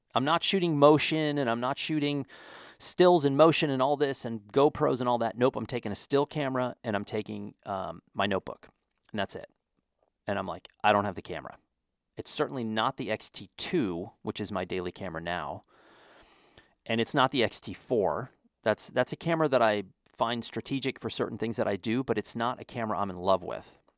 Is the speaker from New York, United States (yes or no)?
no; Wyoming, United States; also born or lived in Texas; now in New Mexico, United States; I grew up in Wyoming